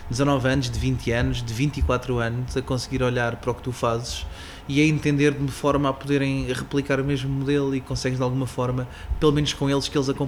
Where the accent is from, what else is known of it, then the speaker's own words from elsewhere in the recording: Sarilhos Pequenos, Setúbal, Portugal; aldeia fragateira da margem, margem sul do Tejo. Uma pequena, uma pequena aldeia ligada ao, ao, rio e felizmente tive a felicidade de crescer com os pés no lodo